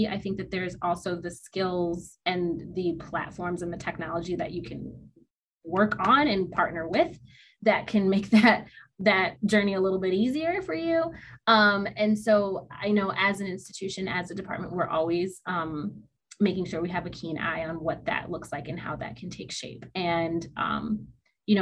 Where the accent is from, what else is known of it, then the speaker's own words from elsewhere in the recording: Detroit, Michigan, United States; I'm from Detroit